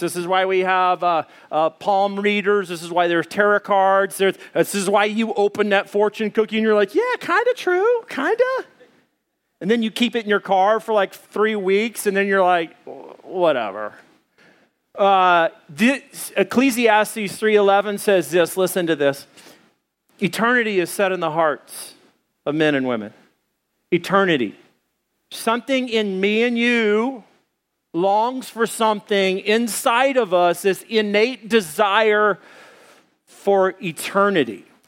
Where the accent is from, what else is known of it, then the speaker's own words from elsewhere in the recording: Arkansas, United States; I'm from Arkansas